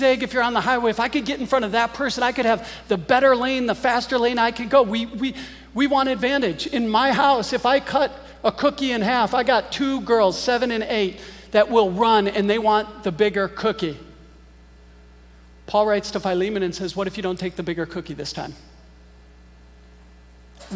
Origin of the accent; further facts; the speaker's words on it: Green Bay, Wisconsin, United States; moved away; I grew up in Green Bay, Wisconsin